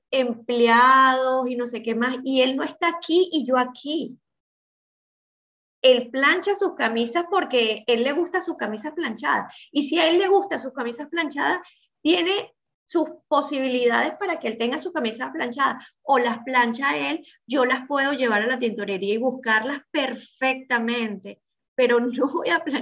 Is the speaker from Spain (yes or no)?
no; Venezuela; moved away as an adult; now in United States; Y cuando nosotros nos vinimos de Venezuela para acá, que en Venezuela nosotros podíamos tener nuestra señora que, que hacía todas las cosas, aquí no en Estados Unidos